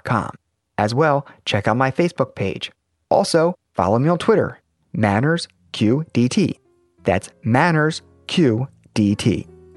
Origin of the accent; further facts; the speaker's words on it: Baltimore, Maryland, United States; my hometown of Baltimore